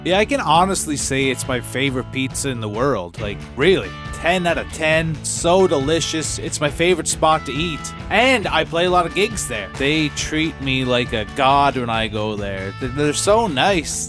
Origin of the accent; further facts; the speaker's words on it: Inverness, Nova Scotia, Canada; I grew up in Inverness